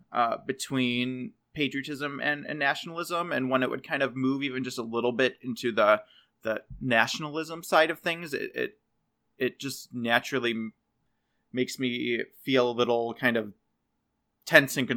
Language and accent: English; United States; I don't feel pride in being an American, like having been born here.